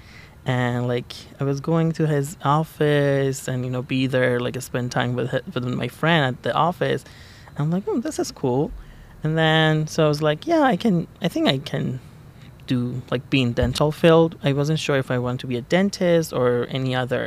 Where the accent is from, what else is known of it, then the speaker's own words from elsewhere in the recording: Tehran, Tehran Province, Iran; moved away as an adult; also born or lived in Chicago, United States; now in Eugene, United States; I was born and raised in Tehran, Iran. I lived there for 20 years.